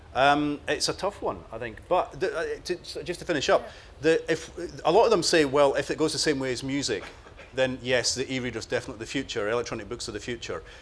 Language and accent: English; Cardenden, Scotland, United Kingdom; my hometown